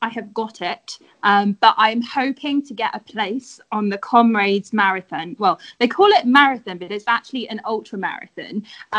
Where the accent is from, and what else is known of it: London, United Kingdom